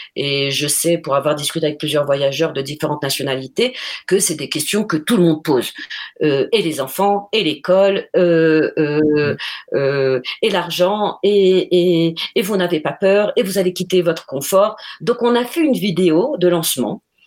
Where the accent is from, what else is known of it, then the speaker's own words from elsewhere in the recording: Morocco; moved away as an adult; also born or lived in Colombia; nous sommes tous nés au Maroc. Euh, euh, on a fait une, toutes nos études jusqu'au bac au Maroc